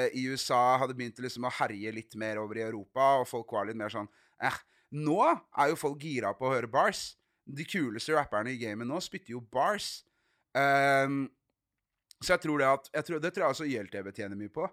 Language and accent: Norwegian; Arendal, Agder, Norway; hjemme i Arendal